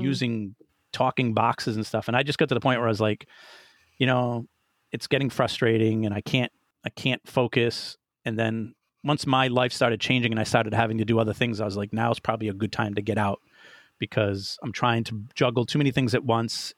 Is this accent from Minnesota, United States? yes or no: no; Rhode Island, United States; moved away; I'm originally from Rhode Island